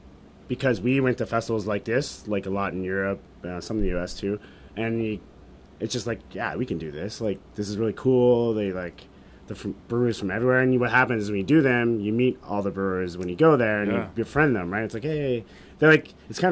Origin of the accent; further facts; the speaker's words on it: Canada; it's kind of an unintentional circumstance of being a Canadian with the smart serve laws